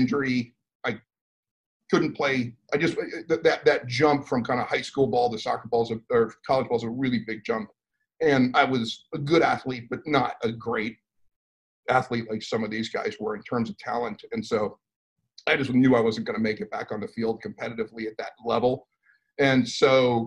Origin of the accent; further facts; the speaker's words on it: New Jersey, United States; also born or lived in Long Island, New York; I grew up mostly in New Jersey. So I was born up in Long Island, New York, and pretty early on moved down and moved around Jersey about six or seven times.